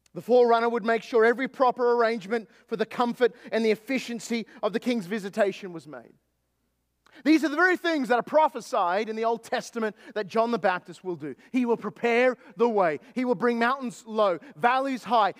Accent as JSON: {"language": "English", "country": "Australia", "tie": "born or raised there", "moved": "yes", "lives_now": "East Texas, United States"}